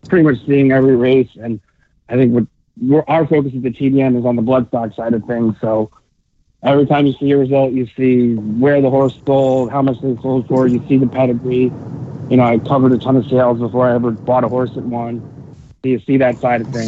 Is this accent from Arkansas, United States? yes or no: no; Connecticut, United States; I grew up in Connecticut